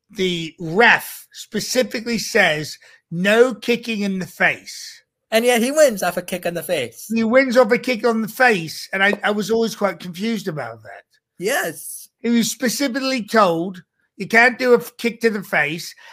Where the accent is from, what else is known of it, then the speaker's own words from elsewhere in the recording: United Kingdom; I know I'm British. We don't do any of that malarkey.